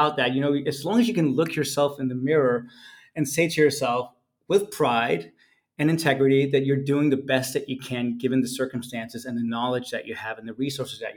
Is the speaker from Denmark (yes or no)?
yes; Denmark; moved away; I was born and raised in Denmark